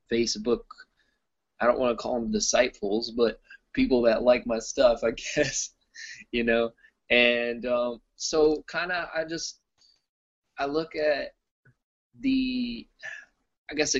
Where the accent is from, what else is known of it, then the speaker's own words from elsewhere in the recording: Austin, Texas, United States; I'm from Austin, Texas. That's where I stay